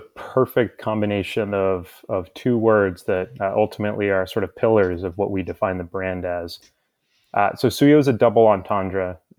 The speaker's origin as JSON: {"language": "English", "region": "Midwest", "country": "United States", "tie": "born or raised there", "also_born_or_lived": "Peru", "said": "So I'm from Peru originally, and I moved to the U.S. when I was was 3 years old, and I've lived in the U.S. most of my life, and I spent a career prior to this. So I grew up in the Midwest"}